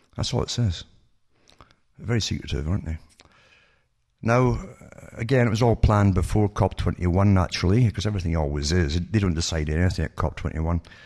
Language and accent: English; United Kingdom; moved away; I grew up in Britain